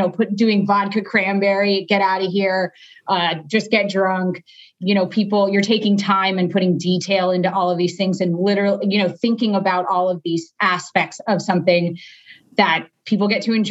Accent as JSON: {"language": "English", "region": "South Florida", "country": "United States", "tie": "born or raised there", "moved": "as an adult", "lives_now": "Phoenix, United States", "said": "I just moved to Phoenix in October. I'm originally from Florida, South Florida"}